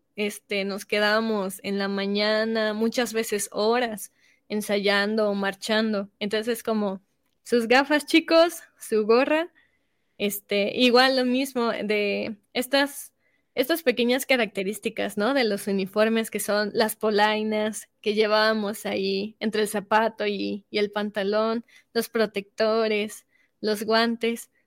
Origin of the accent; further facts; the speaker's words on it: Mexico; estamos representando a nuestro país